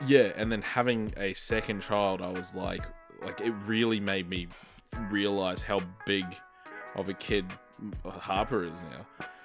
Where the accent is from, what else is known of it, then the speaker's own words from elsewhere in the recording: Marsden, Queensland, Australia; I grew up in Marsden